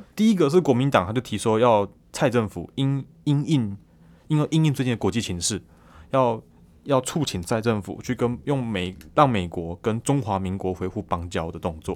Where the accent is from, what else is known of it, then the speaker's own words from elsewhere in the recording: Taiwan; 可能很多我们台湾人